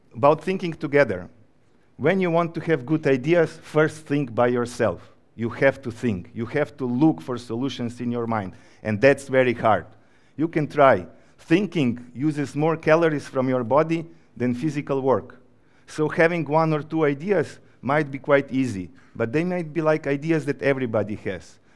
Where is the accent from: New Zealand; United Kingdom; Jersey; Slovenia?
Slovenia; also born or lived in Ukraine; now in Georgia; I come from Slovenia, but before the war, I was living in Ukraine